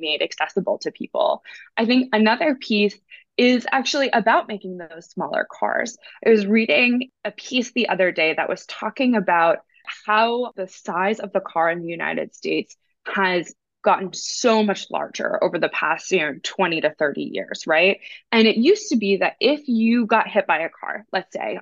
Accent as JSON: {"language": "English", "country": "Netherlands", "said": "I am from the Netherlands as well"}